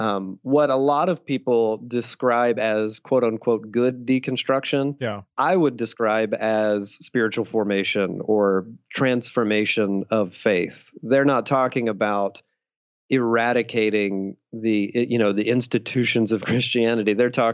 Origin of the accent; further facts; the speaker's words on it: Deep South, United States; I grew up in the Deep South, fundamentalist Southern Baptist during the satanic panic of the 80s and 90s